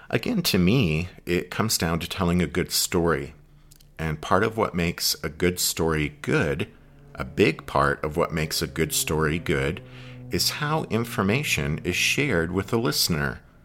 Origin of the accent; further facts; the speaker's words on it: Pennsylvania, United States; I'm from Pennsylvania